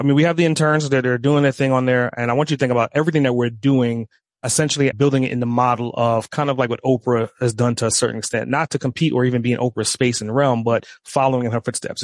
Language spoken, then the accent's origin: English; New York, United States; now in Atlanta, United States; I grew up in New York, moved to Atlanta